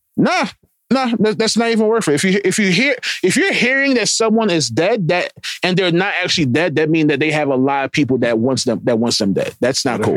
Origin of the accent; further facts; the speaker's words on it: Jamaica; I'm Jamaican.